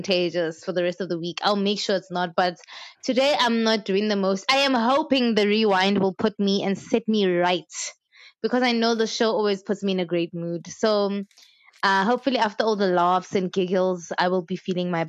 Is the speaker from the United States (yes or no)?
no; South Africa; as a South African